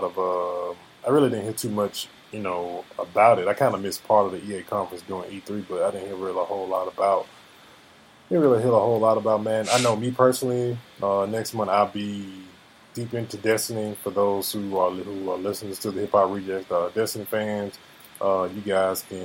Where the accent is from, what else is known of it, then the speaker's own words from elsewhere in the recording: the South, United States; I'm from the South